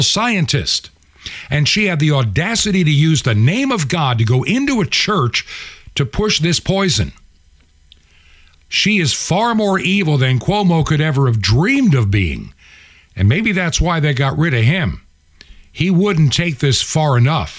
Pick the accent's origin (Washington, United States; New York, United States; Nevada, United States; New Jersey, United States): New York, United States; moved away as an adult; I was born in New York, 1954. Raised in New York until about 1972. Downstate and upstate.